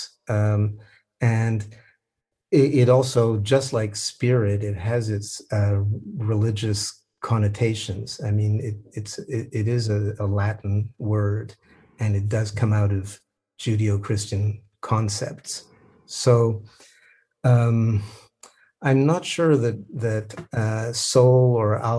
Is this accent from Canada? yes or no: yes; Canada; I am a Canadian